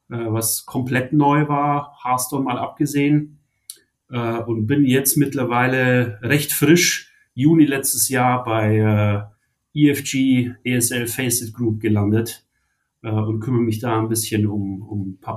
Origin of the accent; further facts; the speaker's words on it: Munich, Bavaria, Germany; ich ich komme ursprünglich aus München äh, und habe äh, im Prinzip super früh angefangen